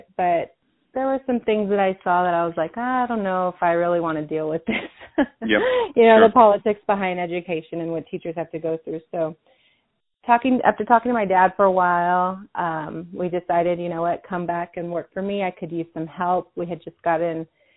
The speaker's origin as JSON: {"language": "English", "town": "El Paso", "region": "Texas", "country": "United States", "tie": "born or raised there", "said": "I was born and raised in El Paso, Texas, and I still live here"}